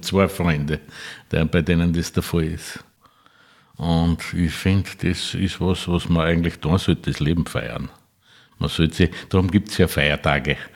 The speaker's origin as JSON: {"language": "German", "town": "Neukirchen an der Enknach", "region": "Upper Austria", "country": "Austria", "said": "Ich bin aus Neukirchen an der Enknach."}